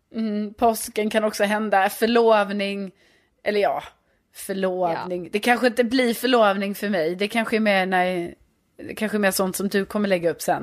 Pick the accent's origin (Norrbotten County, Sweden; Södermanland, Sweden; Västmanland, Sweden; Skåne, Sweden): Skåne, Sweden; Lund; now in Stockholm, Sweden; Jag är från Lund men bor i Stockholm sedan flera år tillbaka.